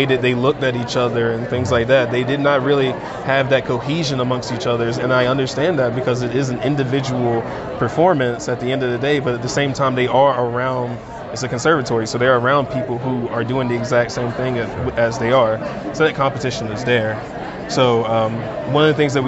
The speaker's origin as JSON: {"language": "English", "region": "North Carolina", "country": "United States", "moved": "yes", "lives_now": "Denver, United States", "said": "I'm originally from North Carolina, but I currently attend the University of Denver"}